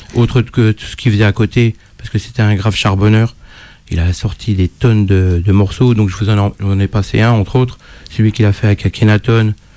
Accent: Dijon, Bourgogne-Franche-Comté, France; On est de Dijon tous les deux

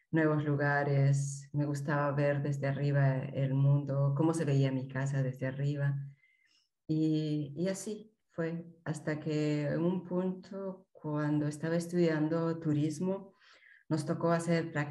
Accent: Peru; moved away as an adult; now in Germany; Soy peruana, pero actualmente vivo en eh, Alemania.

